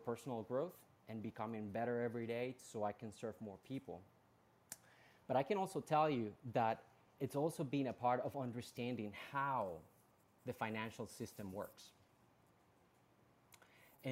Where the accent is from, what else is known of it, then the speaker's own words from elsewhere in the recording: Colombia; moved away as an adult; also born or lived in Bronx, New York, United States; now in United States; I was actually born and raised in Colombia, in South America